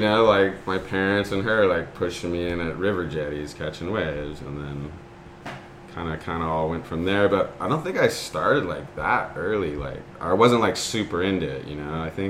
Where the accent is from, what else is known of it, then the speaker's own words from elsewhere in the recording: Newport Beach, California, United States; growing up in Newport, but I grew up in Newport Beach